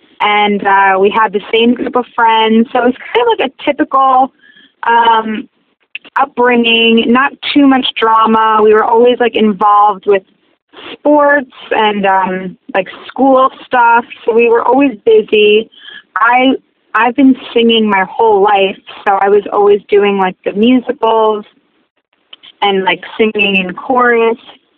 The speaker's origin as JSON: {"language": "English", "region": "New Jersey", "country": "United States", "said": "I'm from Bergen County, so that's like North Jersey. It's about 30 minutes from New York City. It's like a suburb of the city. It's a small little community. It's a train town"}